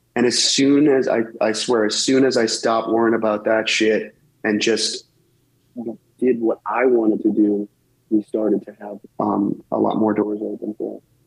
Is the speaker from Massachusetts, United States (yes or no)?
yes; Massachusetts, United States; we're both from Massachusetts